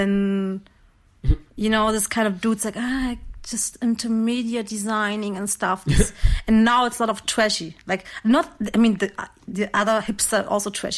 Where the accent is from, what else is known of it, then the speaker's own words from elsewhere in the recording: Morocco; English is a second language; also born or lived in Germany; now in Berlin, Germany; I'm German, but I'm not really German because I'm from Morocco